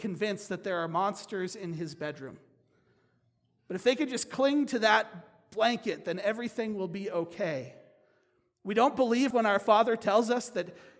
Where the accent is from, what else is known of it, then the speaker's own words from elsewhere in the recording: United States; As American Christians